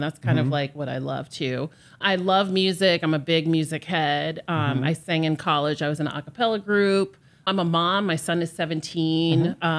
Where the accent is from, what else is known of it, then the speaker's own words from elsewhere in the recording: Philadelphia, Pennsylvania, United States; moved away as an adult; now in New York, United States; So I'm originally from Philadelphia. I'm a Philly girl. When people ask me where I'm from, I never say from New York because I'm not. I'm from Philly. So although I've lived here for 25 years